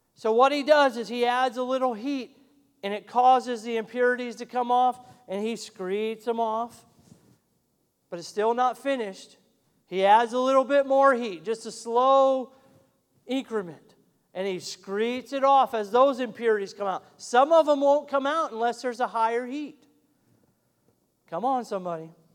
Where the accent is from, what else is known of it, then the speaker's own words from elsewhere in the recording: Montana, United States; moved away; I'm from Montana originally, and I love fly fishing and we have a world class trout stream that runs right through my hometown